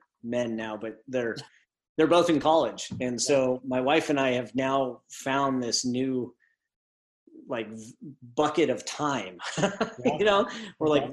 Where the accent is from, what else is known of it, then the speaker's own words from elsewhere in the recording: California, United States; also born or lived in Washington; now in Oregon, United States; I grew up in California, but I moved north up to the, up to Washington, Oregon, Washington, just kind of keep creeping north